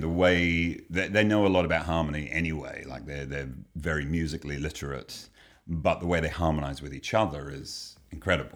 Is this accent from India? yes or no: no; England, United Kingdom; moved away; I grew up in England